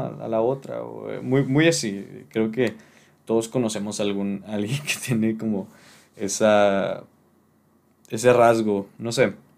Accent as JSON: {"language": "Spanish", "town": "Monterrey", "region": "Nuevo León", "country": "Mexico", "tie": "born or raised there", "said": "aquí en, en mi ciudad natal, que es Monterrey"}